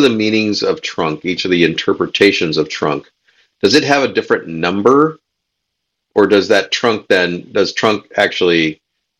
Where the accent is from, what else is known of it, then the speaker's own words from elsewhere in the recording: United States; as an American